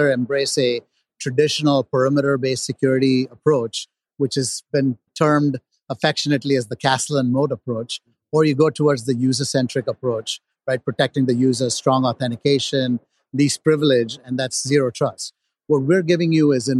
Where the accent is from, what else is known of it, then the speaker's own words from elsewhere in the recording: Edinburgh, Scotland, United Kingdom; I was born in Edinburgh.